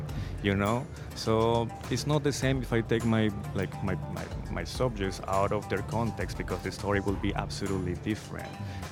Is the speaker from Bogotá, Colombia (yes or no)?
no; Cali, Valle del Cauca, Colombia; moved away; my city, Cali, was really well known for being the resistance point